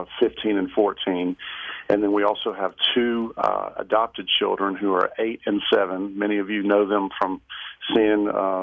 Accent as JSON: {"language": "English", "region": "Alabama", "country": "United States", "tie": "born or raised there", "said": "I grew up in Alabama, where of course there's so much racial tension through, you know, through history."}